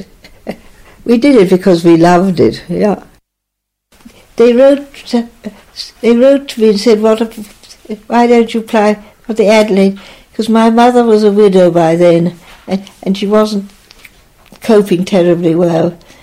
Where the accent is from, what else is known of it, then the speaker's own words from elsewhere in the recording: Naas, Leinster, Ireland; Grew up there. I mean, it yeah. I was there till I was 18.